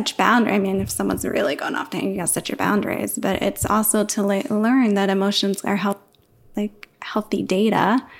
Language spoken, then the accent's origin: English; New York, United States; moved away; I was born and raised in New York